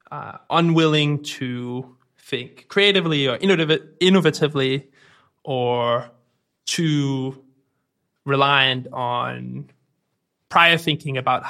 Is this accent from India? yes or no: no; Denmark; accent: Danish; I'm from Denmark, so if anyone's wondering, that's where the accent comes from